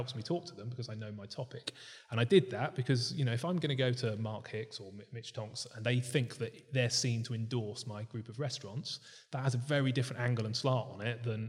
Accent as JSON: {"language": "English", "country": "United Kingdom", "said": "I need to launch one as a Brit"}